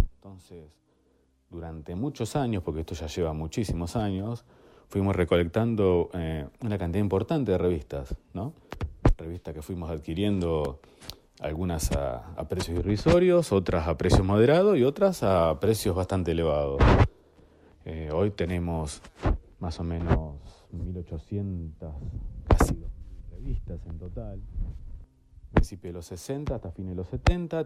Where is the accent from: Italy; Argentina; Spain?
Argentina; La Plata, Buenos Aires Province; moved away as an adult; now in Saliqueló, Argentina; yo soy de la República de la Plata, capital de la provincia de Buenos Aires, pero desde hace casi 20 años vivo en Saliqueló